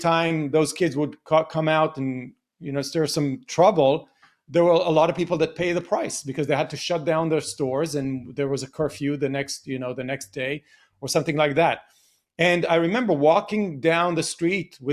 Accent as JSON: {"language": "English", "town": "Beersheba", "region": "Southern District", "country": "Israel", "tie": "born or raised there", "said": "I grew up in the 70s in Be'er Sheva, which is the southern part of Israel"}